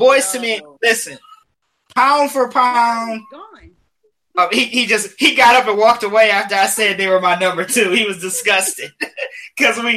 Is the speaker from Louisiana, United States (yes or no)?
no; Detroit, Michigan, United States; I'm from Detroit.